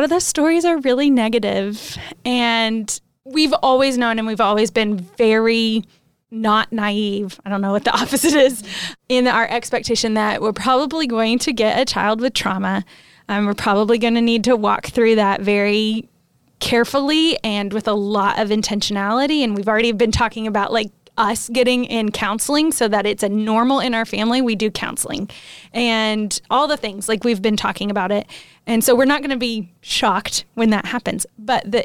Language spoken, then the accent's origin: English; United States; moved away; a missionary living in a country that isn't my home country, but loving it. And when we go back to the States on our home assignment